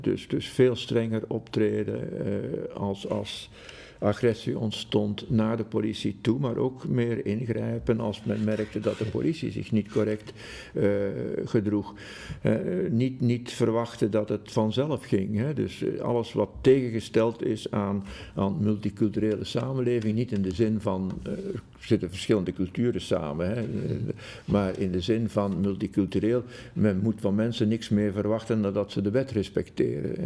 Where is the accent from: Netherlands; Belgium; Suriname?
Belgium; Jette, Brussels-Capital Region; also born or lived in Schaerbeek; ik ben opgegroeid in Jette.